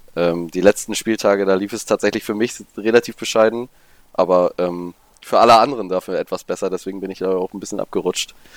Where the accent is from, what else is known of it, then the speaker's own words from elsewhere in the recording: Cuxhaven, Lower Saxony, Germany; ich komme aus Cuxhaven. Das ist ein Stück weiter nördlich noch.